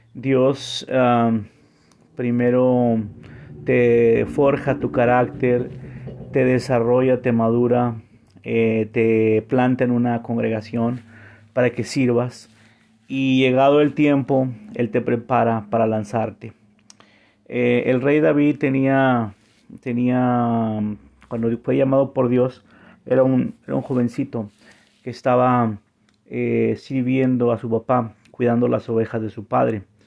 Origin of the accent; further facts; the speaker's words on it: Monterrey, Nuevo León, Mexico; moved away as an adult; also born or lived in San Antonio, Texas / Vancouver, Canada; now in Montreal, Canada; yo soy de Monterrey, México